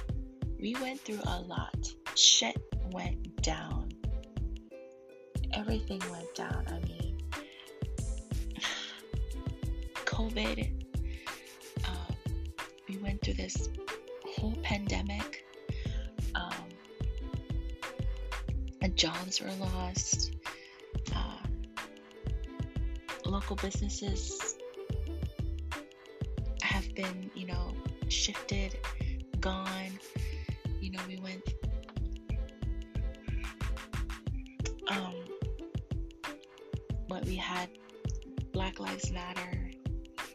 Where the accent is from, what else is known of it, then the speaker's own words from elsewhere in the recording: Hawaii, United States; I love living in Hawaii. I love being a Hawaiian